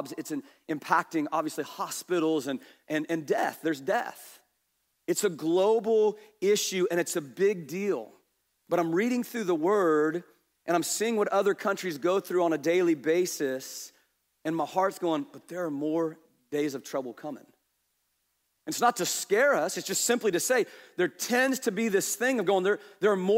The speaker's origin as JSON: {"language": "English", "region": "Kansas", "country": "United States", "said": "we're from Kansas."}